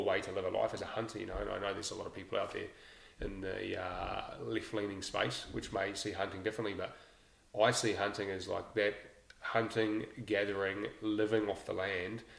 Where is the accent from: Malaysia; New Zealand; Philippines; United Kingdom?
New Zealand; Lower Hutt, Wellington; I grew up in Nainai, Lower Hutt